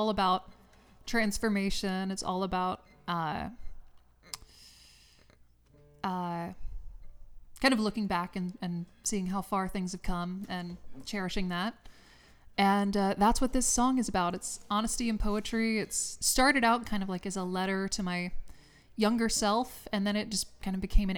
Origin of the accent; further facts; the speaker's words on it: LaGrange, Georgia, United States; moved away as an adult; now in Los Angeles, United States; I'm actually not from the Midwest. I'm from South Georgia. I'm from LaGrange, Georgia